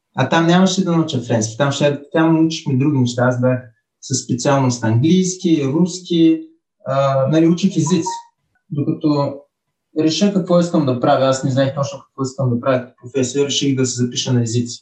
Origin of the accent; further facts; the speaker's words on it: Burgas, Burgas Province, Bulgaria; also born or lived in Nice, France; now in Lyon, France; идвам от Бургас